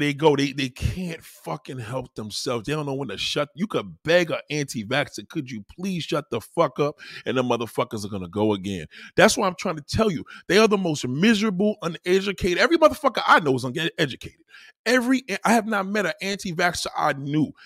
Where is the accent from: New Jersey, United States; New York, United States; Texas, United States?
New York, United States; New York City; I'm a New Yorker.